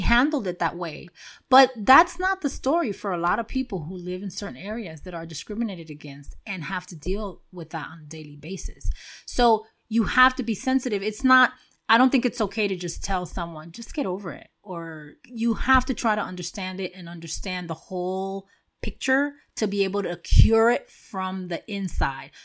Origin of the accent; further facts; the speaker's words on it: New York City, New York, United States; moved away; where I grew up in Washington Heights